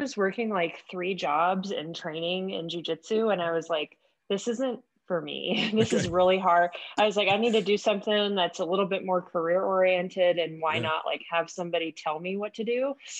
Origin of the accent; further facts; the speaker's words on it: Paradise, California, United States; moved away; also born or lived in Knoxville, Tennessee / East Tennessee; I grew up in Northern California. So just kind of like in the mountains. I don't know if you heard of the town Paradise that kind of burned down.